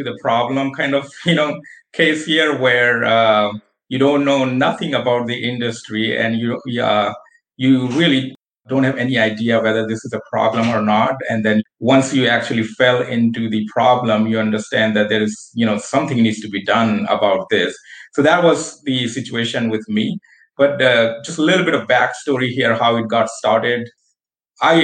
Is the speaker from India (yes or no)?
yes; India; moved away as an adult; also born or lived in United States; now in Buffalo, United States; I'm born and raised in India